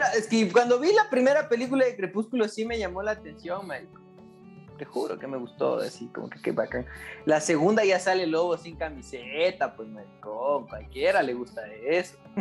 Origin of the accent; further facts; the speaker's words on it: Latacunga, Cotopaxi, Ecuador; moved away; Es medio raro mi ciudad, mi ciudad natal